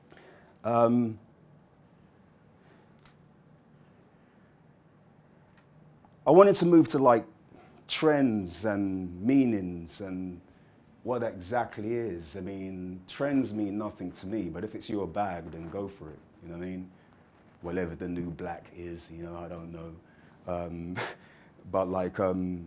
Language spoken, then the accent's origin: English; London, United Kingdom; when I was growing up as a kid, things like that really stood out to me because I'm from Hackney